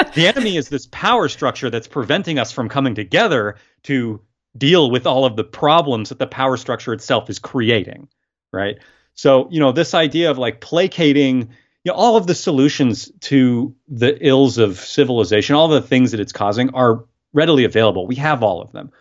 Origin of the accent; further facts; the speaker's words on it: Portland, Oregon, United States; I've born and raised in Portland